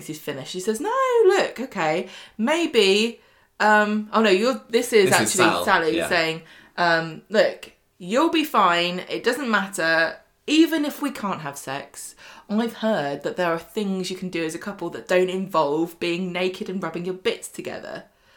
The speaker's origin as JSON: {"language": "English", "region": "England", "country": "United Kingdom", "said": "I'm too English for this"}